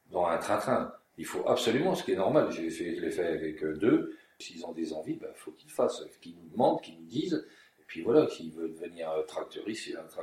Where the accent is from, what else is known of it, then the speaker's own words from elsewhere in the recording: Champagne, Grand Est, France; Et on a oublié ça en Champagne.